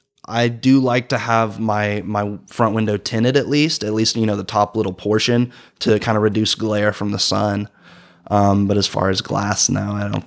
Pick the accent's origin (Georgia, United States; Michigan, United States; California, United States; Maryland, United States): Georgia, United States; Rome; I'm originally from Rome, Georgia. And, you know, there's not a lot of street lights in Rome. It's kind of rural.